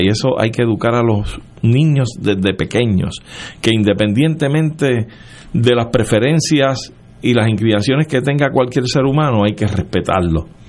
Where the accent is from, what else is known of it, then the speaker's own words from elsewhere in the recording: Puerto Rico; nosotros silvestremente nos identificamos como boricua